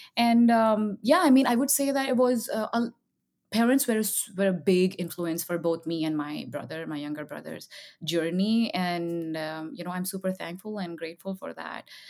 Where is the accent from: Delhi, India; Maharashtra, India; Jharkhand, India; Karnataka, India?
Jharkhand, India; Jamshedpur; now in United States; I grew up in a small town in India, um, and uh, it's called that, and it's called it's famous for the Tatas